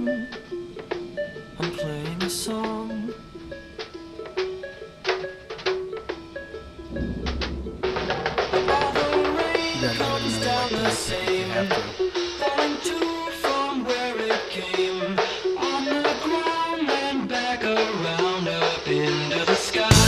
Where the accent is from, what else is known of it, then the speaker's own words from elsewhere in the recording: Cincinnati, Ohio, United States; I grew up in Cincinnati